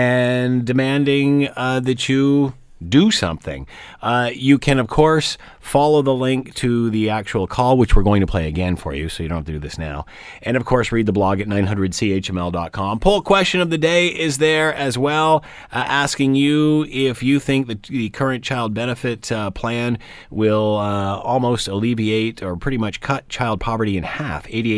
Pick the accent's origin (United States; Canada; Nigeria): Canada; But, I mean, as a Canadian, you just don't expect that, do you?